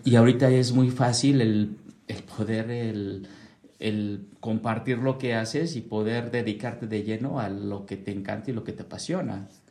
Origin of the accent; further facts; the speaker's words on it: Mexico City, Mexico; now in Querétaro, Mexico; yo soy de la Ciudad de México, es enorme